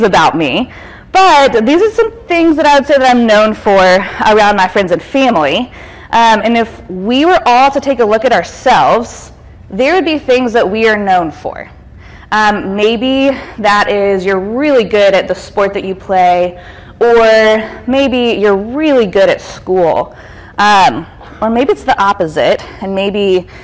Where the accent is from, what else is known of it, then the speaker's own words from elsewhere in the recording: East Cobb, Georgia, United States; I actually grew up right around here. I'm from East Cobb, and I went to Pope High School